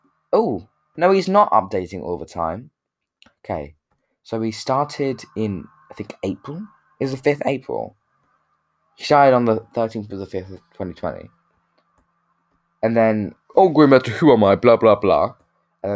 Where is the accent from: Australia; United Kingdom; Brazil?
United Kingdom; we're from Britain